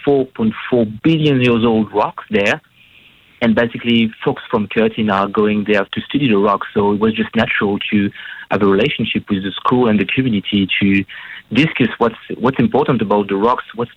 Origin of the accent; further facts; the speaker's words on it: France; moved away as an adult; also born or lived in Western Australia; now in Australia; I'm from France